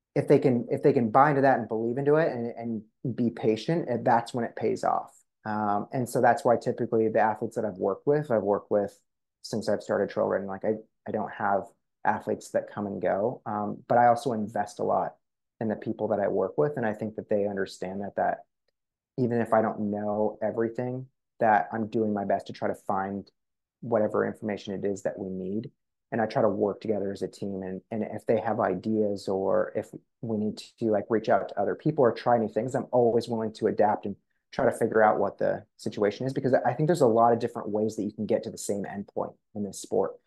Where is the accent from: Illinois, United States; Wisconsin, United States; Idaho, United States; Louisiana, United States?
Idaho, United States; Coeur d'Alene; where I grew up in Coeur d'Alene